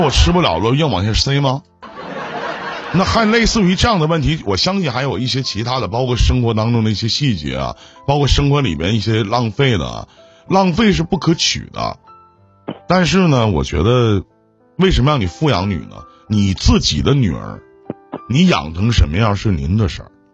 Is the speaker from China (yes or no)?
yes; Northeast China, China; 我们东北这边叫泽罗儿